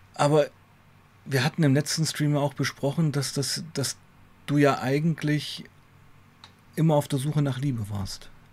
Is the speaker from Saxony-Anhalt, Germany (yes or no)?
yes; Weißenfels, Saxony-Anhalt, Germany; moved away as an adult; also born or lived in Leipzig; also ich komme ja aus Weißenfels, eine Kleinstadt, mhm. Sachsen-Anhalt, habe ja schon in Leipzig gewohnt